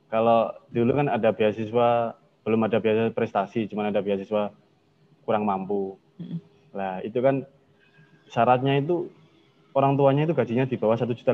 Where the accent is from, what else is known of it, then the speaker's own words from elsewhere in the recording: Tuban, East Java, Indonesia; Tuban saya asal Tuban.